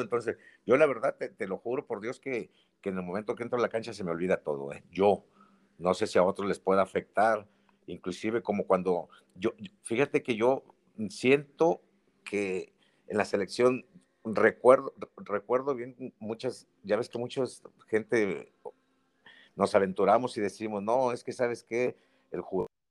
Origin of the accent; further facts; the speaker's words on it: Mexico; Yo soy mexicano, mucho orgullo